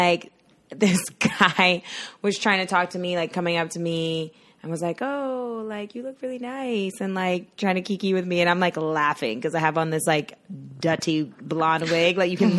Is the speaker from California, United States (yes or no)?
no; New York City, New York, United States; now in Florida, United States; So I'm from Brooklyn originally, born and raised. Well, okay, I wasn't born in Brooklyn.